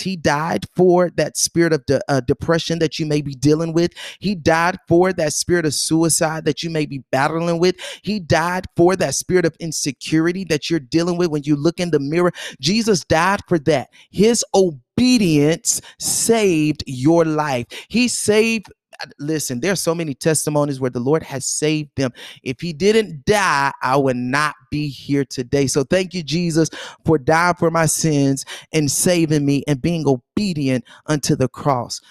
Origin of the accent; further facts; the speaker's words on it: North Carolina, United States; also born or lived in Georgia; we moved away from Georgia when I was seven years old. um, we moved to North Carolina. I basically was raised in North Carolina.